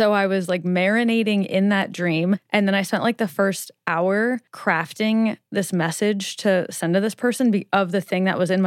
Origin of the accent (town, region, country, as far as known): Nebraska, United States